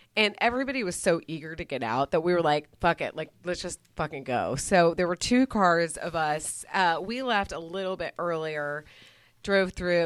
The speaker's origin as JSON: {"language": "English", "region": "Texas", "country": "United States", "tie": "born or raised there", "moved": "yes", "said": "growing up in Texas"}